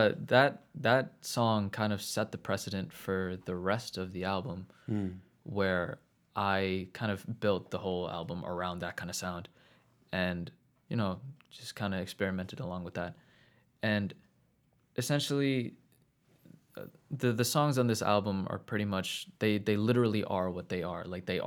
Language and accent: English; New Jersey, United States; also born or lived in Queens, United States; Yeah, pretty much. But yeah, so we moved to Central New Jersey when I was like 6.